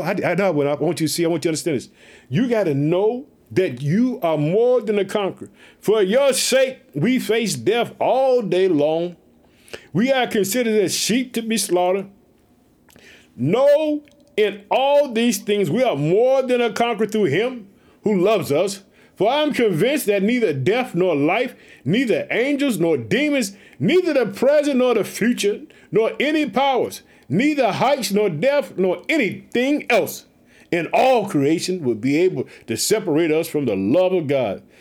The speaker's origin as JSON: {"language": "English", "region": "Illinois", "country": "United States", "tie": "born or raised there", "also_born_or_lived": "Chicago", "said": "My home state, Illinois, living in the city of Chicago"}